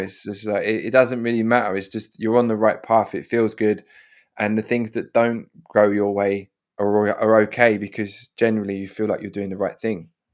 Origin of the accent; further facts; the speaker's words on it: London, United Kingdom; where I grew up, the kind of parenting in my head you know, South London